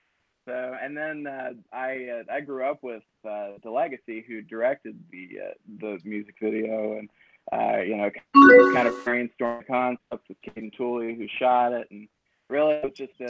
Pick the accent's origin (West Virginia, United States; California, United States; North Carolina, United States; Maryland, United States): West Virginia, United States; Huntington; I was born in Huntington, West Virginia.